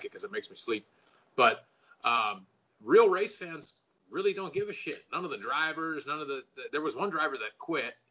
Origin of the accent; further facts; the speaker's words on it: the South, United States; I grew up in the South, and to me, growing up in the South